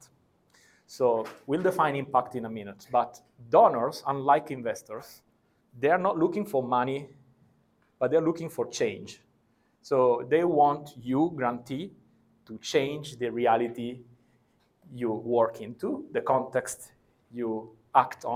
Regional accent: Italy; I come from Italy.

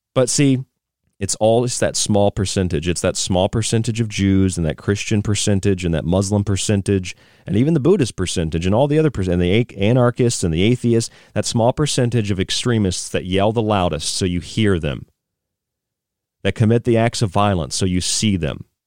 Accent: United States; as an American

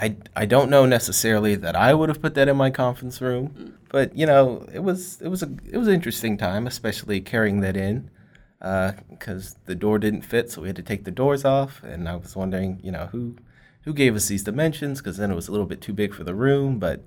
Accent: Fort Worth, Texas, United States; I live here in the DFW area in Texas. I'm actually born and raised here from Fort Worth.

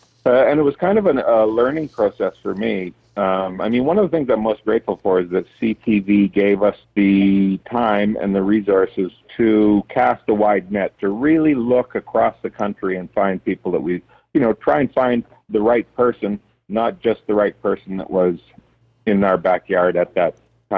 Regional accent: Tisdale, Saskatchewan, Canada; my hometown is about 3,000 people or so. And so I wanted to accentuate and make it smaller. So I kind of based it more around, there's a bunch of little towns like Birkdale and Sylvania and Eldersley and Crooked River and all these little towns around Tisdale

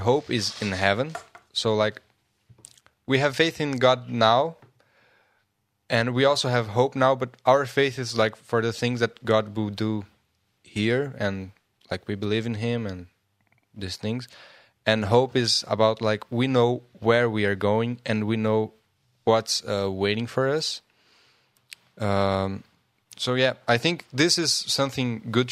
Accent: Brazil; I'm from Brazil, and in Portuguese

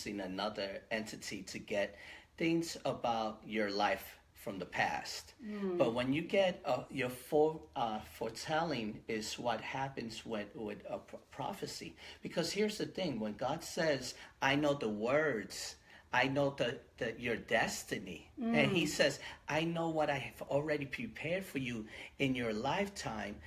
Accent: New York City, New York, United States; moved away as an adult; now in Hawaii, United States; I'm originally from the Bronx

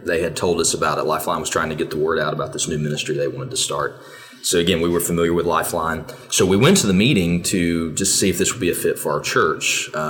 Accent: Birmingham, Alabama, United States; we're both from Birmingham.

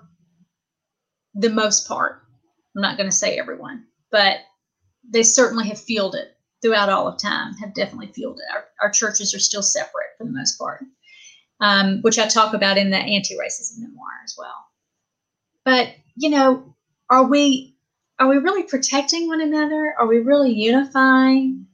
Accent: the South, United States; I'm from the South and I was raised Pentecostal in a Church of God

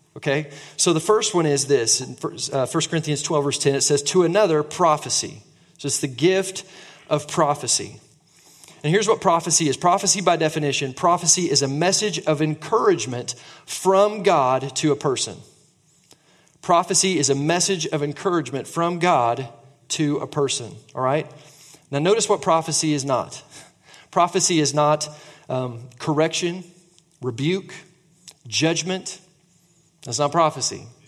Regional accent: Tulsa, Oklahoma, United States; now in Oklahoma City, United States; I grew up in Tulsa, my wife did too

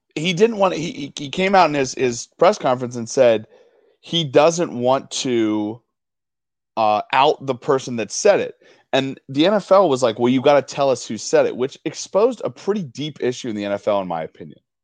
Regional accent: Denver, Colorado, United States; I grew up in Denver

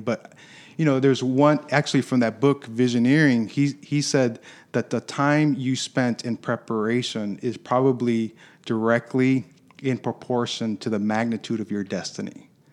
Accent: Michigan, United States; also born or lived in Chicago, Illinois; I was born in Chicago, but was raised in Michigan

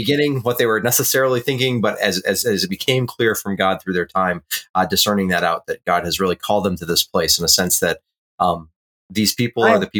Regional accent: New Hampshire, United States; We grew up in New Hampshire, so relatively rural northern New England

